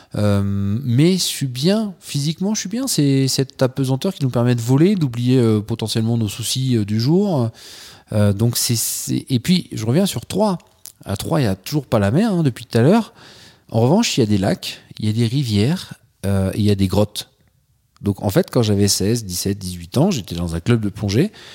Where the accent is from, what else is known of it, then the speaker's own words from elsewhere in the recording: Troyes, Grand Est, France; je suis originaire de Troyes, dans l'Aube, là où il n'y a rien. Enfin, quand je dis rien, il n'y a pas la mer, il n'y a pas la montagne. Euh, en revanche, il y a des andouillettes et il y a des magasins d'usines. Donc, euh, j'ai passé mon, bah, toute mon enfance là-bas